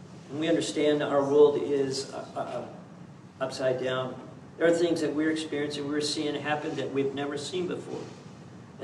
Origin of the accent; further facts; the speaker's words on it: Kansas, United States; now in California, United States; when I grew up in Kansas